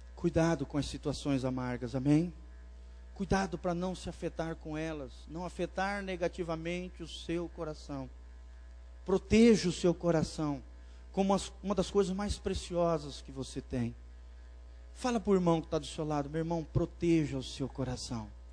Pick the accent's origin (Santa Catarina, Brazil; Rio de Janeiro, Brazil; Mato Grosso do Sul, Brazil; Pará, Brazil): Santa Catarina, Brazil; Blumenau; moved away; Lá em Blumenau, minha terra natal